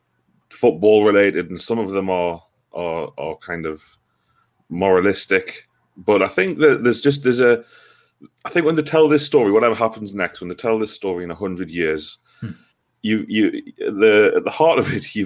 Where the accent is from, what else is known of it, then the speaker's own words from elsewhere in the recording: England, United Kingdom; we're all English